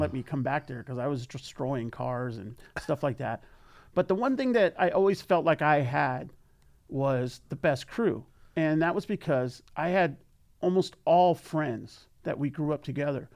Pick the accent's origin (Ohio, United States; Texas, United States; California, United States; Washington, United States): California, United States; San Fernando Valley; we are from San Fernando Valley